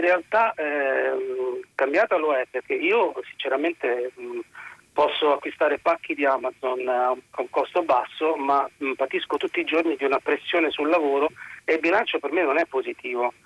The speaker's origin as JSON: {"language": "Italian", "region": "Calabria", "country": "Italy", "said": "sono calabrese"}